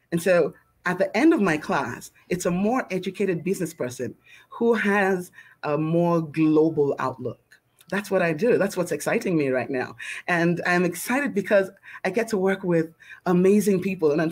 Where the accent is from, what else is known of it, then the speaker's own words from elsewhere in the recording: Lagos, Nigeria; I usually start by saying that I'm a little Lagos girl who's grown up around the world. I was born in Lagos, Nigeria. It's a beautiful island in West Africa.